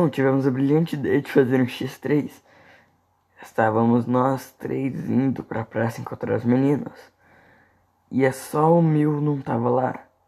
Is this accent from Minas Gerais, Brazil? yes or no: yes; Minas Gerais, Brazil; Sou do sul de Minas. Não sei se é essa é uma gíria da minha cidade